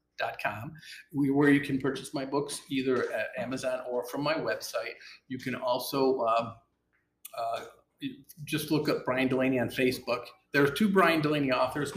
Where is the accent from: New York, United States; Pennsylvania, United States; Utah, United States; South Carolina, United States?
New York, United States; Westmoreland; now in Alpharetta, United States; Upstate New York, outside of Syracuse